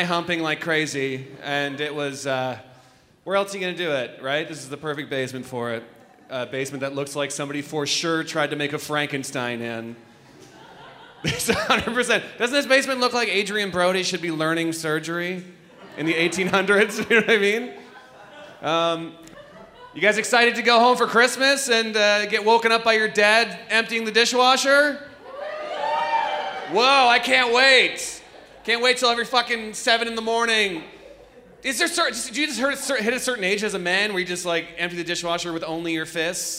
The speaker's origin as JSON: {"language": "English", "town": "Toronto", "region": "Ontario", "country": "Canada", "said": "I'm from Toronto."}